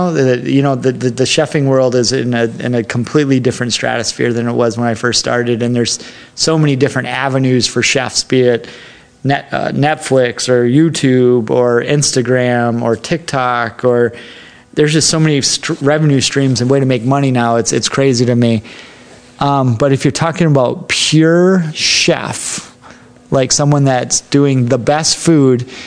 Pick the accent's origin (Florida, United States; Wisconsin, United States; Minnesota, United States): Wisconsin, United States; also born or lived in Texas / New York / Chicago / Minneapolis; I grew up in born in Texas, raised in Wisconsin, moved to New York for college from there, I lived in Chicago and in Minneapolis.